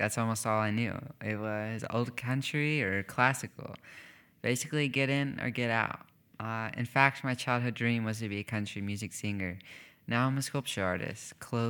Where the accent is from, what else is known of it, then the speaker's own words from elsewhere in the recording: Kentucky, United States; We're both from Kentucky.